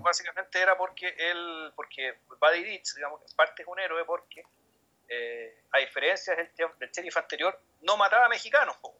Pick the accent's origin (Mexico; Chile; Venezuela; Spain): Chile; como chileno